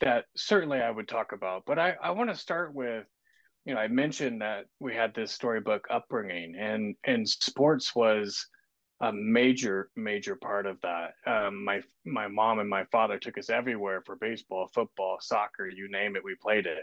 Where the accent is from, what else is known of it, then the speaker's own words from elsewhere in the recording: Kansas City, United States; moved away as an adult; now in Southwest Washington, United States; I grew up in Kansas City on the same house on the same street my whole life with my brother